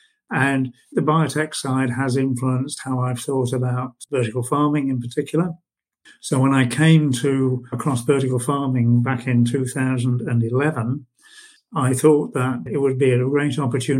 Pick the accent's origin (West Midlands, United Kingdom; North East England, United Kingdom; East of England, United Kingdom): West Midlands, United Kingdom; born there; also born or lived in United States; No, I was born in the Midlands and have moved around the UK a lot. I've worked over in the USA for a period.